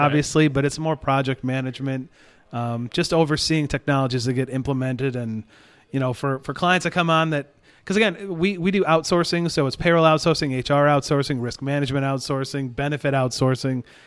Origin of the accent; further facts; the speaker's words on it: Hastings, Michigan, United States; moved away as an adult; also born or lived in Grand Rapids, Michigan; now in Houston, United States; I grew up in Hastings, Michigan